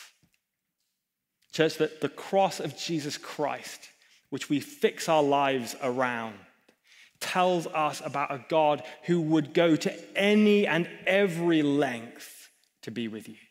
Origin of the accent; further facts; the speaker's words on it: England, United Kingdom; I'm a pastor, I'm English